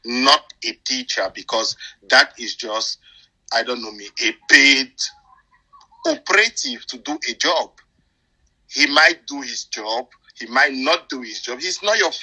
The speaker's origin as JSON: {"language": "English", "country": "Cameroon", "tie": "born or raised there", "moved": "yes", "lives_now": "United Kingdom", "said": "I grew up in Cameroon"}